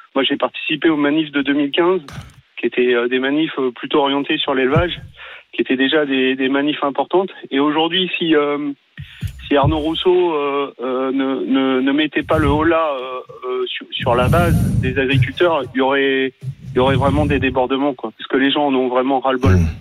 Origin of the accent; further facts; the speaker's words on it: Paris, Île-de-France, France; moved away; je suis parisien, je me suis installé sur la ferme de mon grand-père